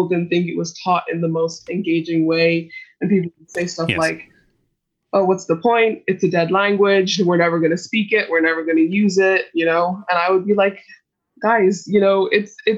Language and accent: English; Dublin, Leinster, Ireland; I was born and raised in Dublin